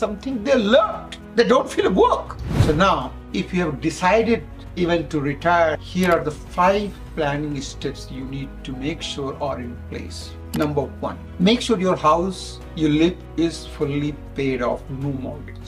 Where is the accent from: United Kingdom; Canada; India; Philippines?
India; I come from India